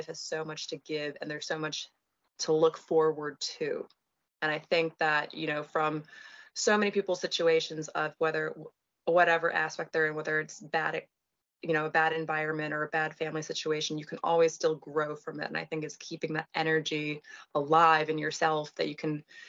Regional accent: Philadelphia, Pennsylvania, United States; I grew up here in Philly

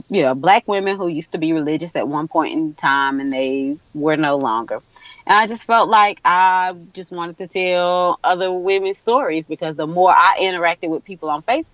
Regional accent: United States; accent: country

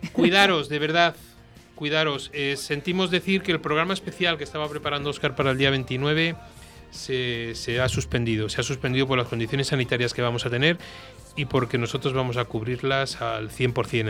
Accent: Velilla del Río Carrión, Castile and León, Spain; mi gente de donde yo soy, de Belía del Río Carrión, del Paraíso, en el norte de, Palencia

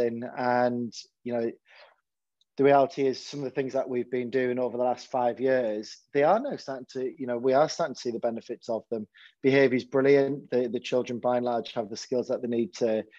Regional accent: Hartlepool, North East England, United Kingdom; when I was growing up in Hartlepool

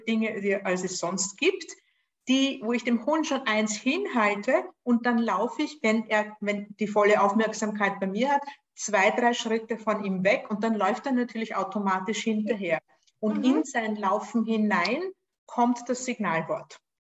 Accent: Austria; accent: Austrian; Lebe in Österreich, was fürs Online-Training egal ist, außer dass man es an meinem Akzent vielleicht hört

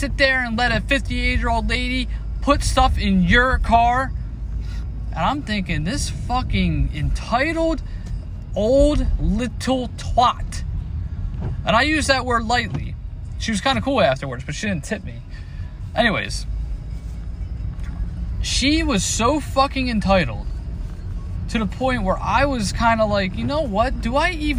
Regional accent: United States; as an American

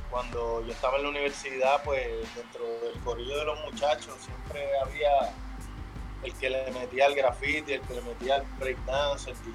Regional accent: Carolina, Puerto Rico; Bueno, pues yo, me crié en Carolina y básicamente pues yo vi amigos míos desde la, crianza

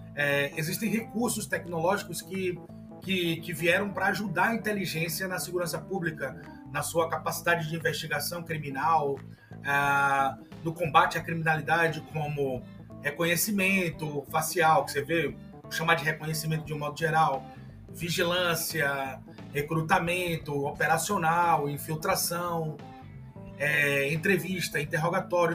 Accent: Salvador, Bahia, Brazil; eu sou de Salvador, Bahia

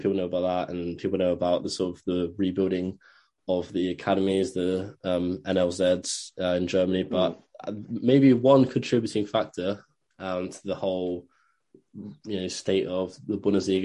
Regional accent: England, United Kingdom; an Englishman myself

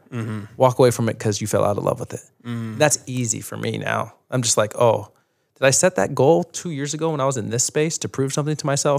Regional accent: New York, United States; also born or lived in Utah; My mom, you know, my dad was abusive and we were growing up in New York and my mom just took us one night. Like, it went too far one night. It took all seven kids to Utah.

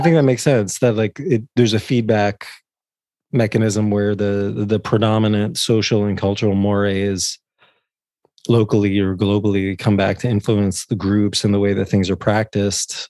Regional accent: New Jersey, United States; born or raised there

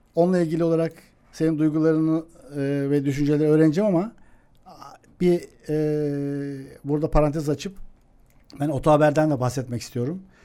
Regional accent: Eskişehir, Turkey; Eskişehirliyim ben

